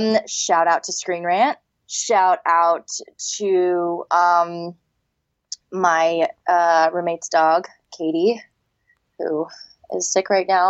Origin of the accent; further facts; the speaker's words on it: Texas, United States; I'm from Texas, so my analogies are a little weird.